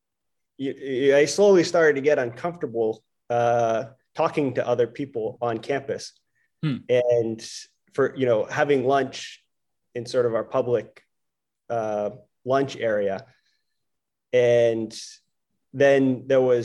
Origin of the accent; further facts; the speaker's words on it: Maine, United States; I grew up in Maine